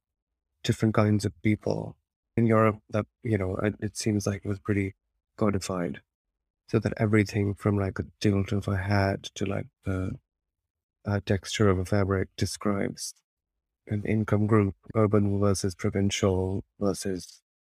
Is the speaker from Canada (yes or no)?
no; Lahore, Punjab, Pakistan; But also I enjoy bearing that up with memories of growing up in Pakistan and Lahore, or the feeling of that excitement and fun in knowing both of these worlds.